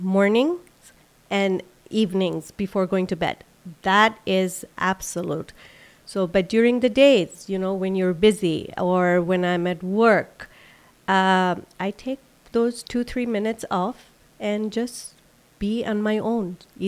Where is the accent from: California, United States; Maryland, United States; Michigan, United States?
Maryland, United States; Silver Spring; I grew up in Silver Spring, Maryland.